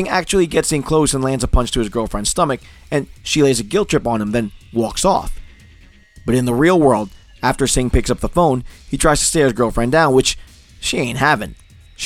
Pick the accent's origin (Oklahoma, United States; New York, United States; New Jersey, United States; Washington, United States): New Jersey, United States; Newark; I was growing up in Newark, New Jersey